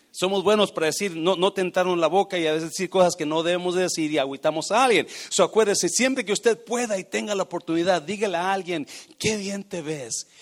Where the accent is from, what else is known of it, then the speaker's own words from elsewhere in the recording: Mexico; moved away as an adult; yo llegué de México con 18 años